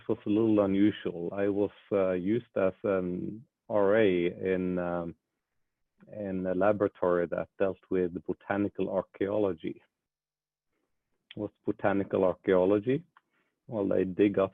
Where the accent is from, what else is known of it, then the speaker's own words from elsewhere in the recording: Bergen, Vestland, Norway; moved away; I come from Bergen, Norway.